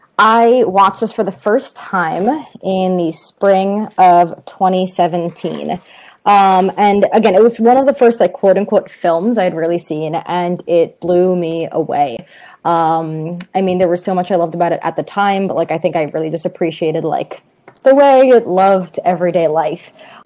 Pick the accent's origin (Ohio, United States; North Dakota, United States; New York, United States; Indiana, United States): New York, United States; Long Island; I grew up on Long Island.